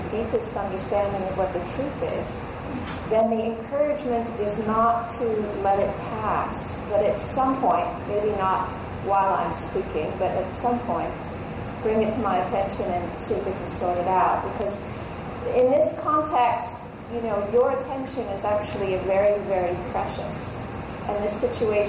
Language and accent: English; Los Angeles, California, United States; I grew up in L.A. I grew up in California